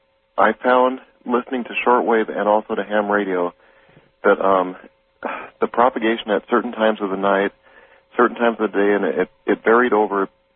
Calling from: Tacoma, Washington, United States; I'm calling from Tacoma.

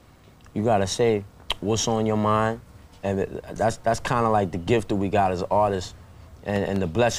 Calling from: Indianapolis, Indiana, United States; From Indianapolis.

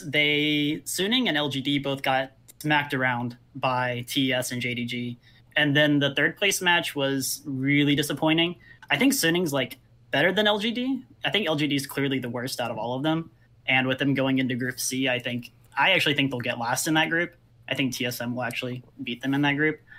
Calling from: Seoul, South Korea; I am calling from Seoul, South Korea.

